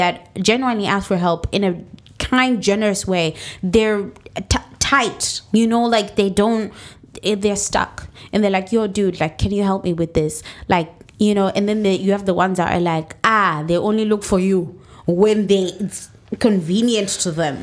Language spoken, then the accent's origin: English; Zimbabwe; moved away; we're all from Zimbabwe.